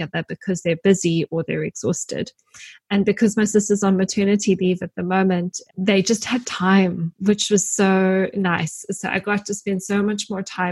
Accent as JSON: {"language": "English", "town": "Grahamstown", "region": "Eastern Cape", "country": "South Africa", "tie": "born or raised there", "moved": "yes", "said": "I'm from my hometown, which is Grahamstown, which is a small little university town in the Eastern Cape."}